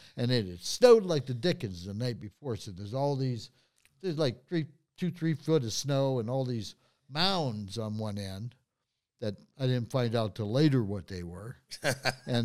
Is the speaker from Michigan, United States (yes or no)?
yes; Highland Park, Michigan, United States; I was born in Highland Park